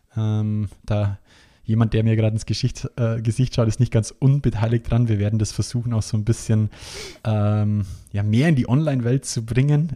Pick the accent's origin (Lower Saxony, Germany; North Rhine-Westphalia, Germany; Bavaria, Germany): Bavaria, Germany; bei uns in Bayern